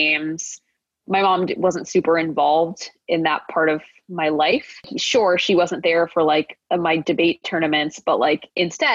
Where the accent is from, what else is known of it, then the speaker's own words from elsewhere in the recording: Dallas, Texas, United States; the Indian American food that my mom made for me growing up in Dallas, Texas.